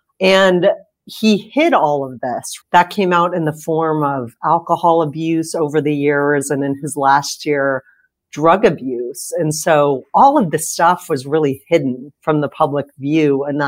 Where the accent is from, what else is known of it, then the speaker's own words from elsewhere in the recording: San Diego, California, United States; I grew up in San Diego